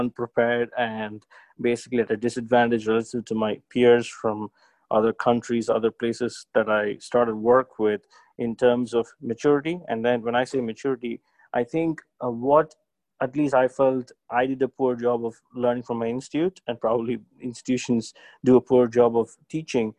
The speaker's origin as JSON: {"language": "English", "country": "India", "tie": "born or raised there", "also_born_or_lived": "London", "moved": "as an adult", "said": "growing up in India"}